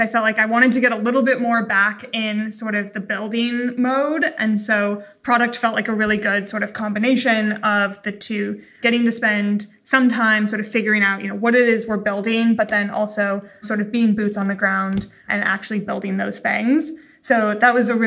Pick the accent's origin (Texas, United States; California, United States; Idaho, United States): Idaho, United States; I grew up in Idaho.